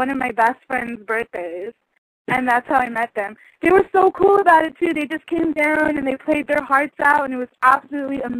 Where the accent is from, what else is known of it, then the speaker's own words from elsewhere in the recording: California, United States; I'm from California. You totally know me.